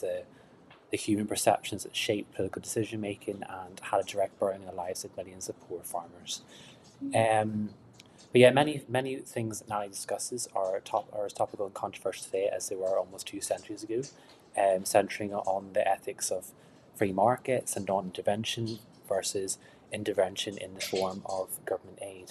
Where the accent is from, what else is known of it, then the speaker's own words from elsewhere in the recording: Northern Ireland, United Kingdom; I am Irish, more specifically Northern Irish.